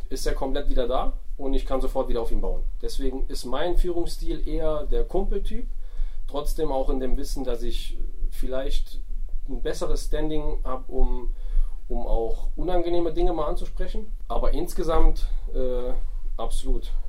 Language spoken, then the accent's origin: German; Saarland, Germany; moved away as an adult; also born or lived in Kassel; ich komme ursprünglich komm ich aus dem Saarland also gar nicht mal um die Ecke, sondern schon ein paar Kilometer weg.